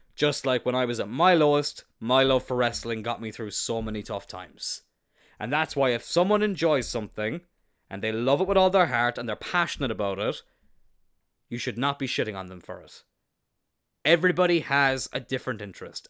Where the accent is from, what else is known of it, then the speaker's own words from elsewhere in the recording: East Cork, Munster, Ireland; I'm not from the city. I'm from East Cork